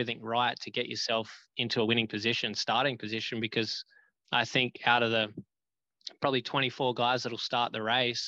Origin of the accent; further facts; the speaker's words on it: Australia; moved away as an adult; also born or lived in United States; growing up in Australia